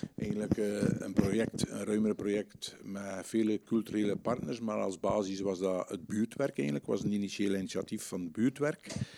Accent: Aarsele, Flanders, Belgium; now in Kortrijk, Belgium; ik kom eigenlijk van Aardelbeke

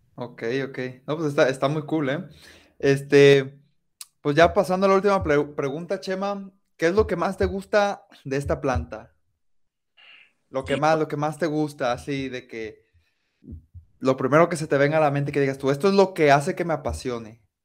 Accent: Colima, Mexico; now in Guadalajara, Mexico; crecí este, eh, ahí en Colima

